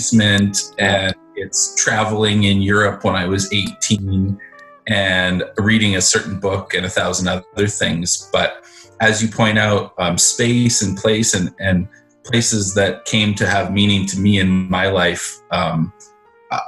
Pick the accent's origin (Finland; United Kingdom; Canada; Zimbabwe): Canada; Vancouver Island, British Columbia; I grew up on Vancouver Island in the 1980s, the 1990s.